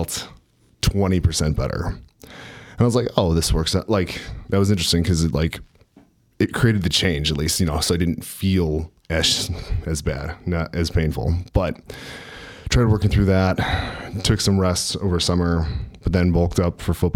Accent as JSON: {"language": "English", "town": "Park Ridge", "region": "Illinois", "country": "United States", "tie": "born or raised there", "said": "I'm originally from the Chicago suburbs, Park Ridge"}